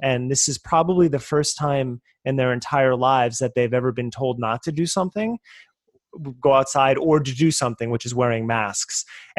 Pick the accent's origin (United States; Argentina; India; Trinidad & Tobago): United States; New Jersey; moved away as an adult; also born or lived in New York; I grew up on the East Coast in New Jersey. I lived in New York for a long time, but I've been out here 9 years